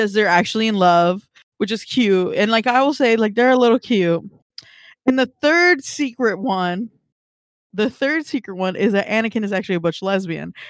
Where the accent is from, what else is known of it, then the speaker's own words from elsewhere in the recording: California, United States; I think more locally as like a Californian